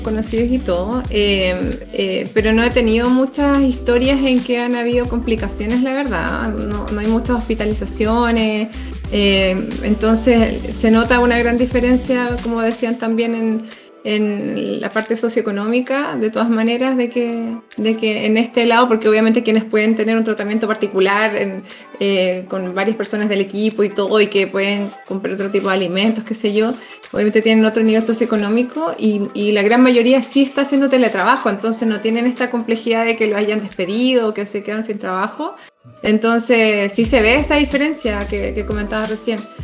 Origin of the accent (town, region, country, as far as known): Chile